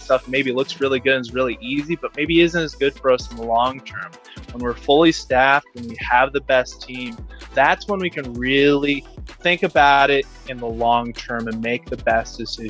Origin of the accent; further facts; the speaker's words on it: Austin, Texas, United States; I grew up here in Austin, Texas